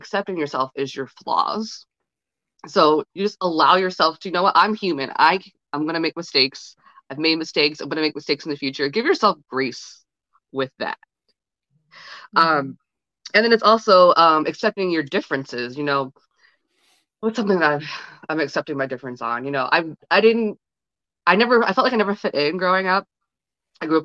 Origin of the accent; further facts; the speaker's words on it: Ohio, United States; now in New York City, United States; I'm from the Midwest and I'm from Ohio